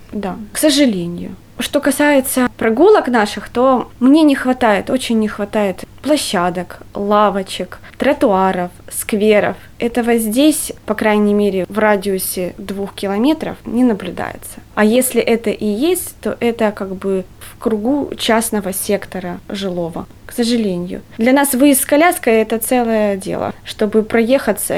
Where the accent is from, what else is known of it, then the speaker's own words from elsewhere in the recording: Kharkiv, Kharkiv Oblast, Ukraine; moved away as an adult; now in Riga, Latvia; я же из Харькова